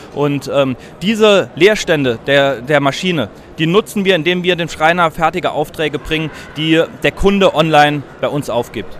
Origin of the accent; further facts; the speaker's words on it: Saarbrücken, Saarland, Germany; Wir sind äh, beide äh, gebürtige Saarbrücker und äh, ja, sind auch hier geblieben